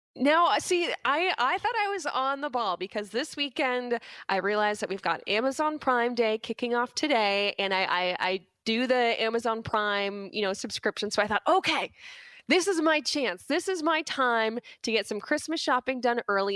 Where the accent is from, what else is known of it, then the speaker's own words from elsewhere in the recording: Burlington, Ontario, Canada; where I grew up in Burlington